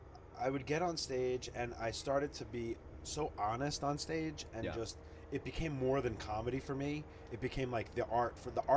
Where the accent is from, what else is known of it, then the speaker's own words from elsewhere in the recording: Long Island, New York, United States; also born or lived in Queens, New York; I was born in Queens and then raised in Long Island.